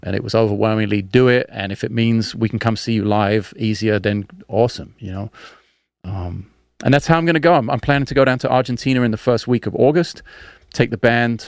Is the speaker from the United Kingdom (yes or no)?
yes; London, United Kingdom; when I was a kid in South London